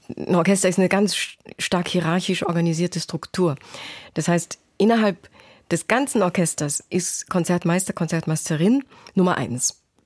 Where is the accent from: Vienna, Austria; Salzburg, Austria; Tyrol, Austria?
Salzburg, Austria; moved away as an adult; also born or lived in Osaka, Japan / Basel, Switzerland / Berlin, Germany / London, United Kingdom; now in Cologne, Germany; bin ich in Salzburg zur Schule gegangen und habe die Sprache fehlerfrei gesprochen